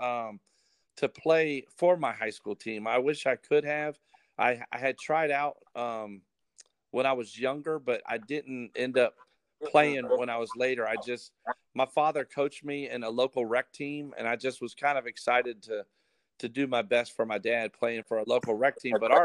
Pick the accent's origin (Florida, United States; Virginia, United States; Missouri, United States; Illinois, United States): Virginia, United States; Virginia Beach; also born or lived in Norfolk, Virginia; grow up right here in Norfolk and Virginia Beach my whole life